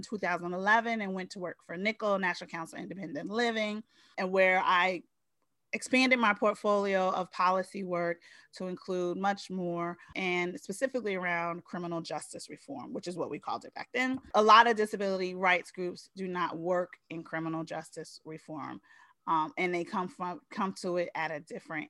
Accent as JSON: {"language": "English", "town": "Newark", "region": "New Jersey", "country": "United States", "tie": "born or raised there", "also_born_or_lived": "Spain", "moved": "as an adult", "lives_now": "Washington, D.C., United States", "said": "I was born in Spain. My parents are serving their country. They brought me home to Newark, New Jersey, their home. I was raised there."}